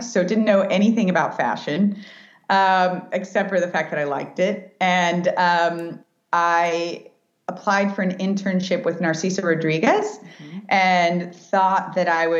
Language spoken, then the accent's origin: English; Dallas, Texas, United States; I grew up in Dallas, Texas, and just grew up in a very, just a beautiful Mexican home